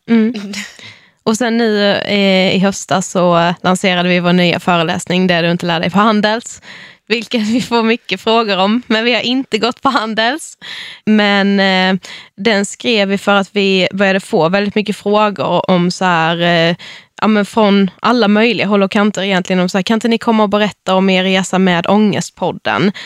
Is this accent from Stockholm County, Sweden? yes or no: no; Karlshamn, Blekinge, Sweden; Vi kommer från Karlshamn i Blekinge